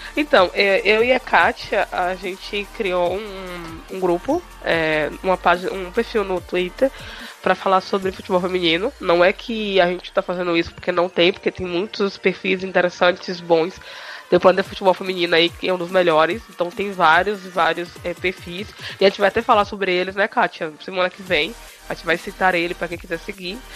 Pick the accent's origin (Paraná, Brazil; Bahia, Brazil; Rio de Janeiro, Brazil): Bahia, Brazil; eu sou nordestina, sou baiana